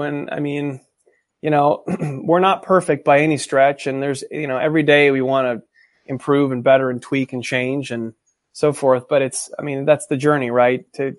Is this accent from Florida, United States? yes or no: no; California, United States; I'm from California, actually.